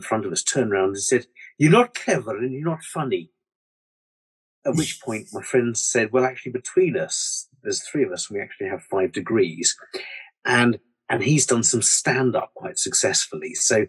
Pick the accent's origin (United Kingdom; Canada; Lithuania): United Kingdom; England; I went along as an Englishman to a rugby match in Wales